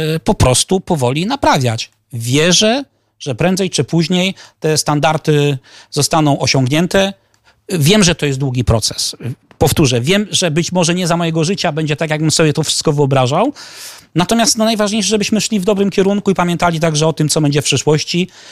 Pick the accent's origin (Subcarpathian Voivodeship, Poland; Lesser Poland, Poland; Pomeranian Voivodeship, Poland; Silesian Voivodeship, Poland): Pomeranian Voivodeship, Poland; Gdańsk; ja jestem z Gdańska